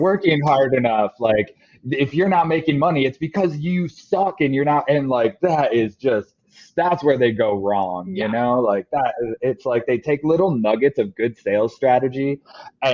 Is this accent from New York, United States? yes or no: no; Grand Rapids, Michigan, United States; moved away; my hometown of Grand Rapids, Michigan